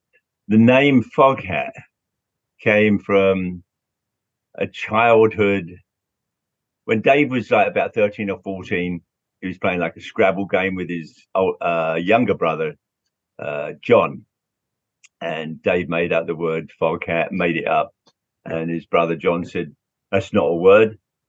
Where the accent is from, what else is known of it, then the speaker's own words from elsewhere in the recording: London, United Kingdom; Yeah, it was a great time growing up in London, seeing all those bands.